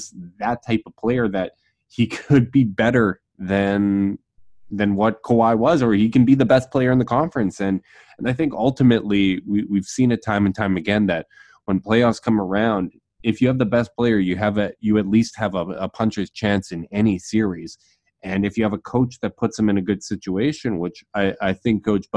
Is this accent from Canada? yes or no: yes; Canada; I'm the Canadian here